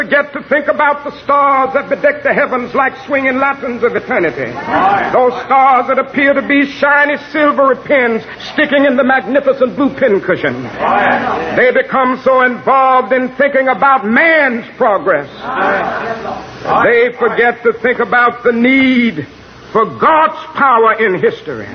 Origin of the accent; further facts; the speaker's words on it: Georgia, United States; my home state of Georgia